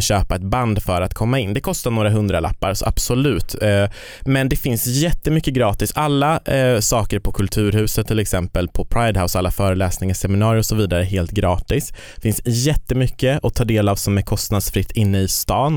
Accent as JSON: {"language": "Swedish", "town": "Kiruna", "region": "Norrbotten County", "country": "Sweden", "moved": "yes", "said": "Jag kommer ju från Kiruna"}